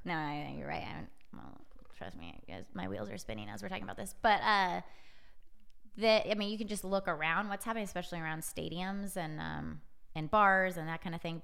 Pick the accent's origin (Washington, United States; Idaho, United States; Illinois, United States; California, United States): Washington, United States; Edmonds; moved away; I'm from the Seattle area, Edmonds, Washington